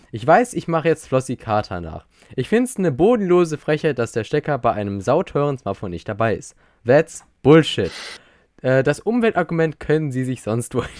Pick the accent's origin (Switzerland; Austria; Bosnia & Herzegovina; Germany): Austria; Maurice, ich bin Österreicher